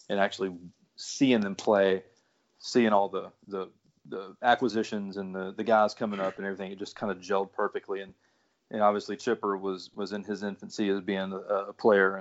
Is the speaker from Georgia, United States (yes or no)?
yes; Atlanta, Georgia, United States; growing up in Atlanta my whole life